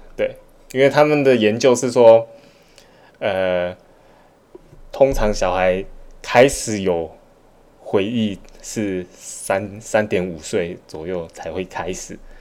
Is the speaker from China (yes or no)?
no; Malaysia; also born or lived in Taiwan; 像我们小时候在马来西亚长大，就是在台湾 长大一部分，然后后来到马来西亚